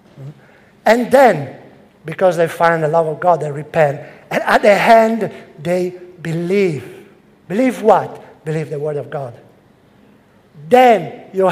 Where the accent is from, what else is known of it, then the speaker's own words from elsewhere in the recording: Italy; English is a second language; moved away as an adult; also born or lived in London; now in Rome, Italy; I came to London from Italy